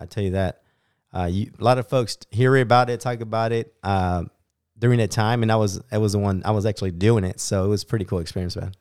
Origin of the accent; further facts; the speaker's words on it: Bakersfield, California, United States; born and raised in Bakersfield, California